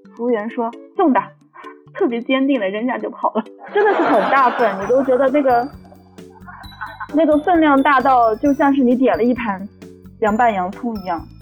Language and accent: Chinese; Bayannur, Inner Mongolia, China; 我们班研的两皮